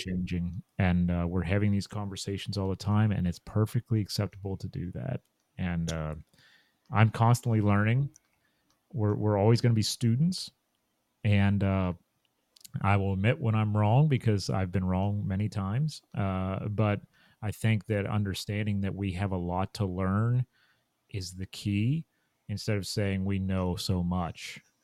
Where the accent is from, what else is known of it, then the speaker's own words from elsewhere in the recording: Chambersburg, Pennsylvania, United States; moved away as an adult; now in Maryland, United States; my hometown of Chambersburg, Pennsylvania